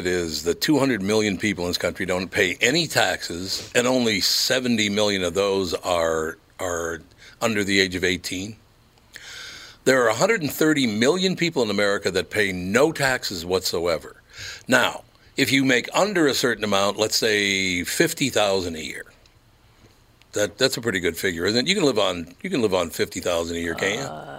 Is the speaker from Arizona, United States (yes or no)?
no; Minneapolis, Minnesota, United States; Do you think that's because I grew up in North Minneapolis